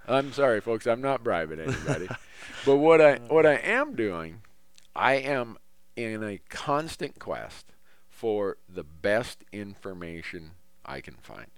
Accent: Minnesota, United States; now in Montana, United States; where I grew up in Minnesota

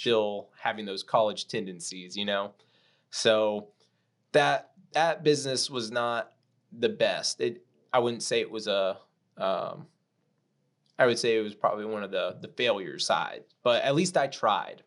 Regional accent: Corpus Christi, Texas, United States; I'm from Corpus Christi, Texas, South

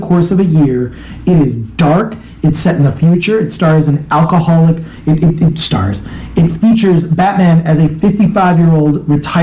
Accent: Royal Oak, Michigan, United States; now in Los Angeles, United States; I grew up in Royal Oak, about 2 miles outside of Detroit

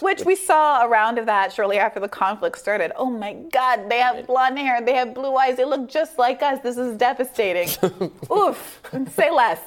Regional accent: New York, United States; I'm from New York.

